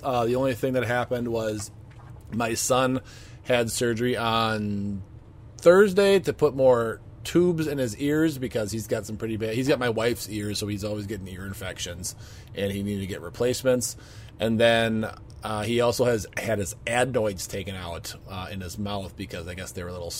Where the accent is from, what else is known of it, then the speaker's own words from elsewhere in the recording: Wisconsin, United States; we're Wisconsinites